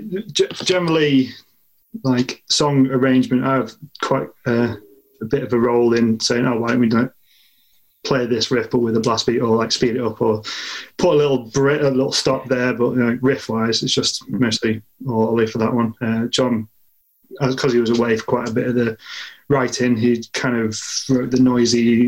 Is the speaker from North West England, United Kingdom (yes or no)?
yes; Southport, North West England, United Kingdom; accent: northwest; we're mostly from Southport